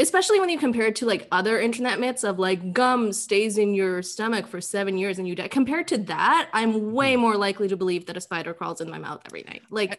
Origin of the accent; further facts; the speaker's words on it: Bangladesh; moved away; when I was a kid, I grew up in Bangladesh